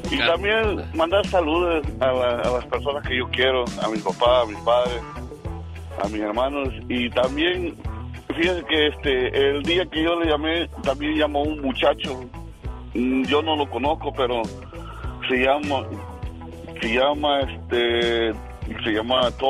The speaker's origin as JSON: {"language": "Spanish", "country": "Mexico", "moved": "yes", "said": "Un día salí de México y México no salió de mí."}